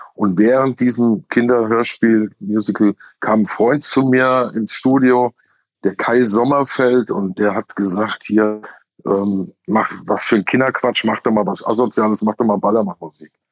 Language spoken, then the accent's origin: German; Hesse, Germany; bei uns in Hesse